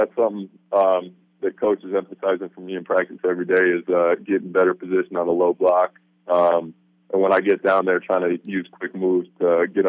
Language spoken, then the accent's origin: English; Kansas, United States; now in Ellensburg, United States; I'm originally from Kansas. My dad's a K-State grad.